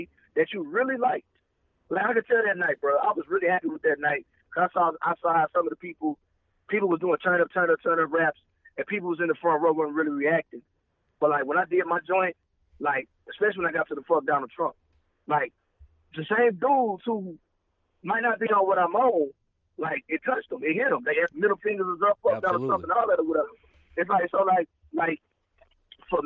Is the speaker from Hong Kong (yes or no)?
no; the South, United States; being a Southerner, you know, I grew up in the church.